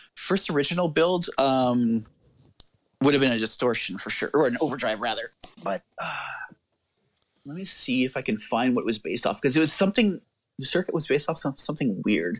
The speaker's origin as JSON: {"language": "English", "country": "Canada", "said": "I'm Canadian"}